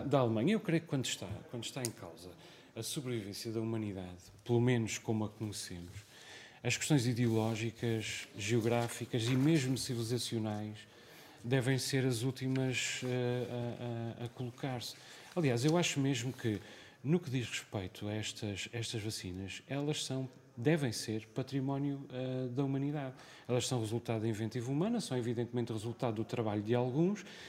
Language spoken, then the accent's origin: Portuguese; Azores, Portugal; also born or lived in Lisbon; como açoriano